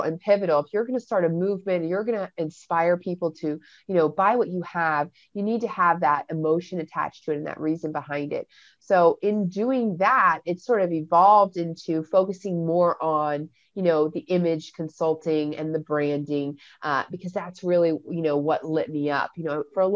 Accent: Florida, United States; also born or lived in London, England / Baltimore / California; I was originally born in London, England, and I moved to Florida in 1984 when I was three. So I'm 39 now

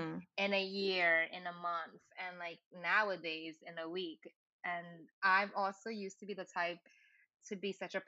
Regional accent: New York City, New York, United States; also born or lived in Brooklyn; I grew up in the Lower East Side

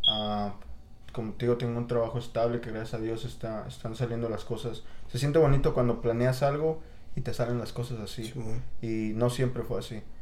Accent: State of Mexico, Mexico; also born or lived in Puebla, Mexico; now in Chicago, United States; como a un año nos movimos a la Ciudad de México, al Estado de México. Ajá vivimos ahí, ahí crecí con, con, mi madre, mis abuelos, mis tías, mis tíos.

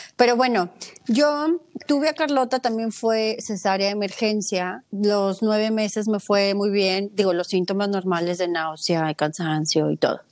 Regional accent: Mexico; soy mexicana

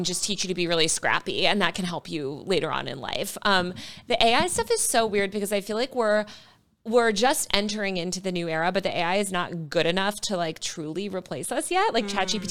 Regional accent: New York, United States; It's my hometown. I was born there.

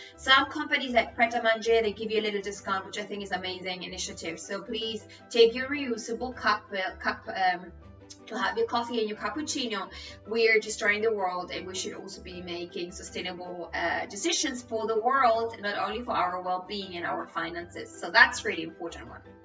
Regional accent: Spain; English is a second language; I'm Spanish, English is my third language

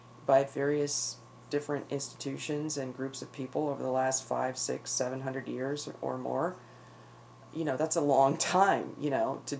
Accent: Northeast, United States; moved away; where I grew up in the Northeast

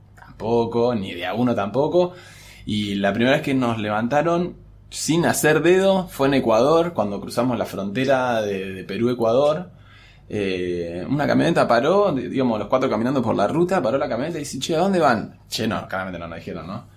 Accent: Argentina

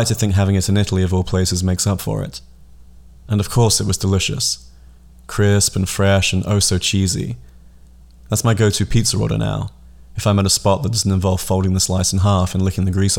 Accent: England, United Kingdom; moved away as an adult; now in United States; our home in England

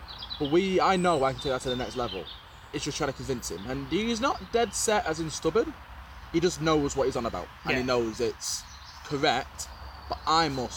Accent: United Kingdom; we're British.

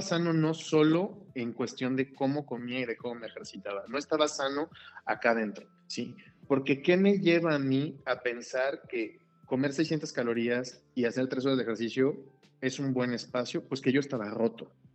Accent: Celaya, Guanajuato, Mexico; soy de Celaya

